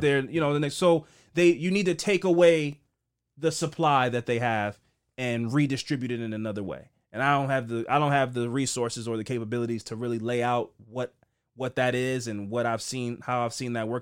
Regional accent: Baltimore, Maryland, United States; growing up in Baltimore

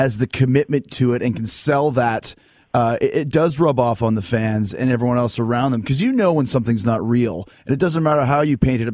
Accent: Winnipeg, Manitoba, Canada; I wasn't born in Winnipeg, but I grew up there, and I went to Westwood Collegiate

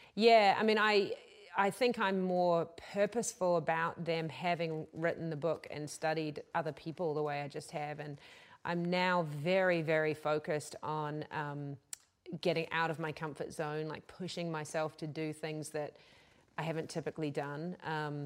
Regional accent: New Zealand; now in United States; I come from New Zealand

